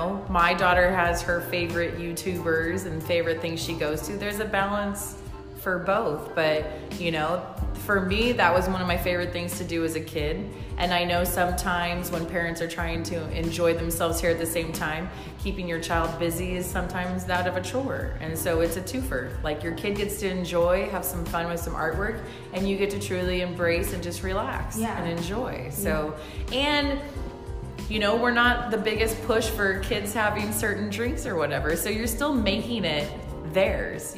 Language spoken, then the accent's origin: English; Visalia, California, United States; Born and raised in Visalia